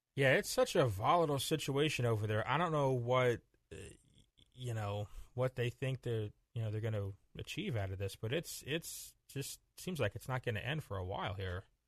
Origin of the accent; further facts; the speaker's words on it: Florida, United States; growing up in Florida